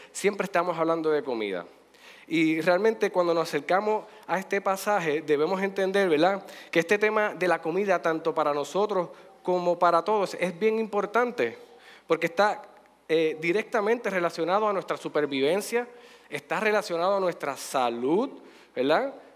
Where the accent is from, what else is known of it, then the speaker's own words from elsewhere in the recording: Puerto Rico; de nosotros como puertorriqueños